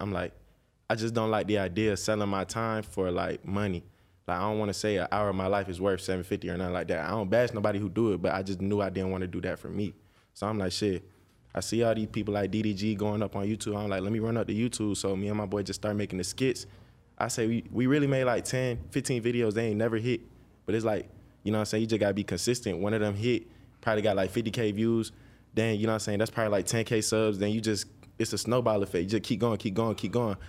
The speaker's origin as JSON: {"language": "English", "town": "Dallas", "region": "Georgia", "country": "United States", "tie": "born or raised there", "said": "I was born and raised in Georgia my whole life"}